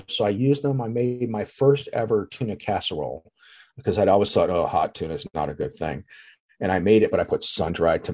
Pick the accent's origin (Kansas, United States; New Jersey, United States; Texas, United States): New Jersey, United States; Atlantic City; I grew up in Atlantic City